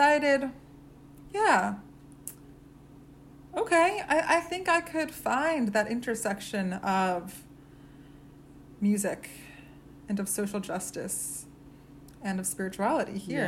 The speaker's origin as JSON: {"language": "English", "region": "Maine", "country": "United States", "tie": "born or raised there", "said": "I grew up in Maine"}